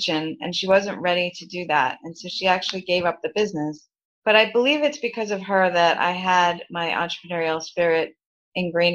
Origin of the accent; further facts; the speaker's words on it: New York City, New York, United States; I grew up in Brooklyn, New York.